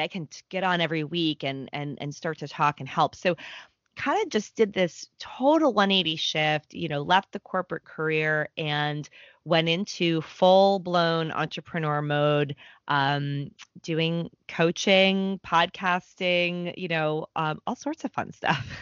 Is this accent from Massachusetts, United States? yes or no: yes; Boston, Massachusetts, United States; now in New York, United States; I'm from the Boston area. I live in New York.